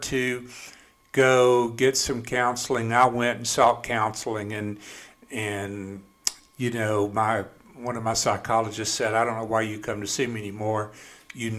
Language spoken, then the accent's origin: English; Canton, Mississippi, United States; also born or lived in Jackson, Mississippi; I grew up in Canton, Mississippi